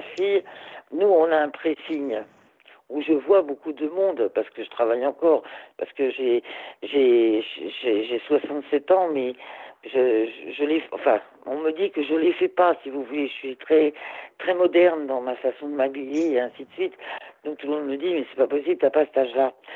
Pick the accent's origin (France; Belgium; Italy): France; Corsica; nous, en Corse